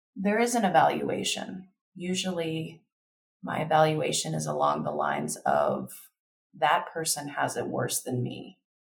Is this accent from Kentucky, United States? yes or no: yes; Kentucky, United States; now in Denver, United States; I grew up in Kentucky.